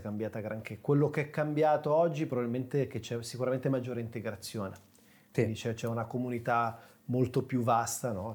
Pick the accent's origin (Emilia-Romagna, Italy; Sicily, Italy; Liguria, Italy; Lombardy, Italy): Lombardy, Italy; Sesto San Giovanni; nasco, attenzione, nella periferia di Milano, Sesto San Giovanni